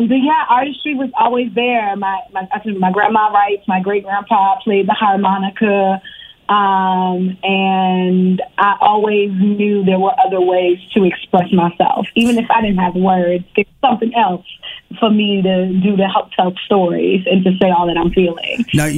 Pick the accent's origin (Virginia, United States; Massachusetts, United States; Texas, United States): Virginia, United States; Richmond; also born or lived in Harlem, New York; I was born in New York, in Harlem, but I grew up in Virginia. I grew up in Richmond, Virginia, the 804.